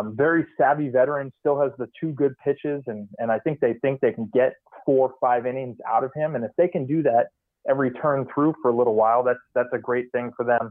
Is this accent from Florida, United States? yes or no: no; Rohnert Park, California, United States; born or raised there; moved away as an adult; also born or lived in San Diego; now in Minnesota, United States